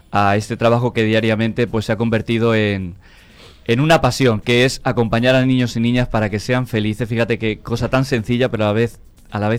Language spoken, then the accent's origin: Spanish; near Toledo, Castilla-La Mancha, Spain; moved away as an adult; now in Santo Domingo, Dominican Republic; De cerca de Toledo, de por ahí de La Mancha.